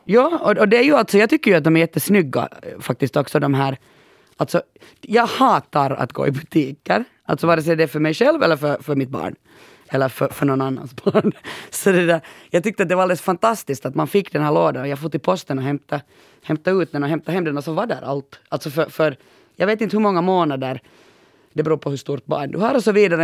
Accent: Pörtö, Uusimaa, Finland; jag kommer ju från Pörtö och halva Pörtö, under min uppväxt var det ju militärområde

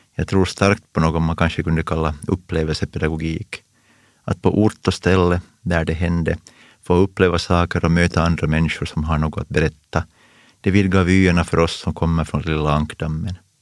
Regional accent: Pojo, Uusimaa, Finland; Jag kommer från Pujo, en industrikommun och den enda röda kommunen i hela västra Nyland. Men jag växte upp på landsbygden väster om Pujoviken

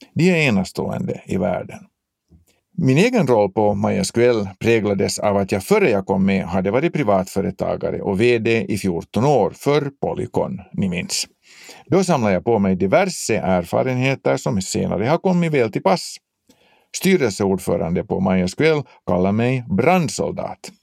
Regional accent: Finland; Som finlandssvenskar är vi från början utsatta för mångspråkighet

